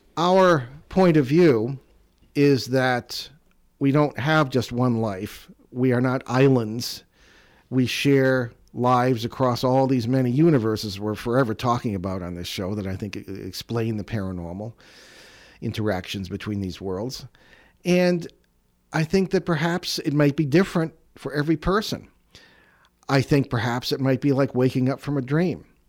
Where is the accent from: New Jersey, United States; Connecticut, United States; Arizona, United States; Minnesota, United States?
Connecticut, United States; East Hartford; I grew up in the Connecticut Valley, uh, around, uh, East Hartford, South Windsor area